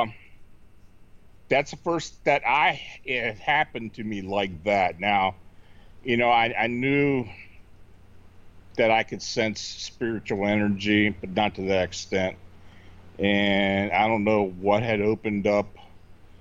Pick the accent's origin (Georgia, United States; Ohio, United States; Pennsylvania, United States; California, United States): Pennsylvania, United States; Hanover; moved away as an adult; also born or lived in near Baltimore; I was born and raised in Hanover, Pennsylvania